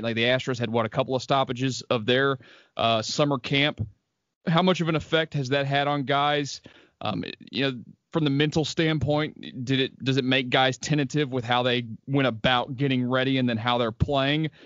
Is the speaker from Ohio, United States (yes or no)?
no; Houston, Texas, United States; born and raised, grew up out in Jersey